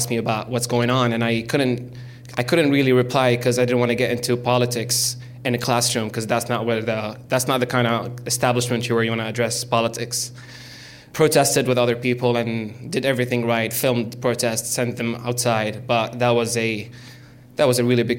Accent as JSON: {"language": "English", "town": "Damascus", "region": "Damascus Governorate", "country": "Syria", "also_born_or_lived": "Riyadh, Saudi Arabia", "moved": "as an adult", "said": "I'm Syrian from Damascus, the capital."}